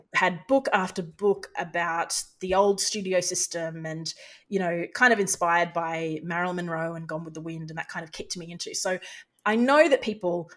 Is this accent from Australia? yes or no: yes; Australia; as an Australian